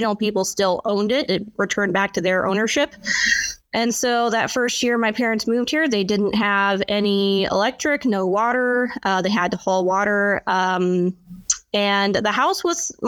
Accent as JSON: {"language": "English", "region": "Alaska", "country": "United States", "said": "I am a first-generation Alaskan in my family."}